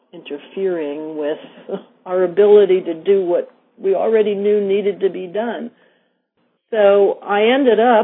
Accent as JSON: {"language": "English", "region": "New York", "country": "United States", "tie": "born or raised there", "also_born_or_lived": "Vermont", "moved": "as an adult", "said": "as a former city girl, I grew up in New York"}